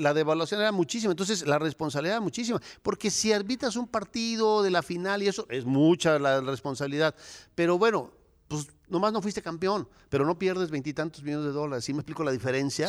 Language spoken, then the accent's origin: Spanish; Cuernavaca, Morelos, Mexico; Yo nací en Cuernavaca, Morelos, ahí en el mero Zócalo, en el mero centro.